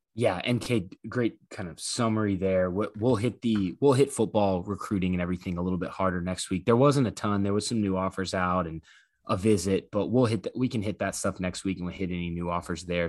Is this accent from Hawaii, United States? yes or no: no; Louisiana, United States; now in Oklahoma, United States; growing up in Louisiana, we didn't have a team until literally right before I moved to Oklahoma